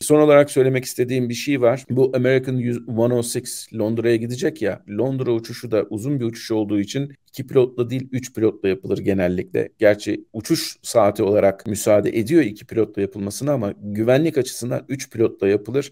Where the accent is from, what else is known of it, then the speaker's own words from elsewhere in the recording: Turkey; Biz Orta Doğulu değiliz. Biz aslında Türk'üz